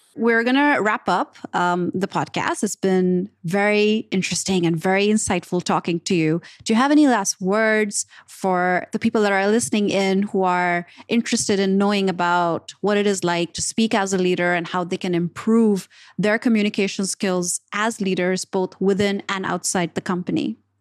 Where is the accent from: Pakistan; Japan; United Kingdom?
Pakistan; moved away; I was coming from Pakistan where we have, you know, people play cricket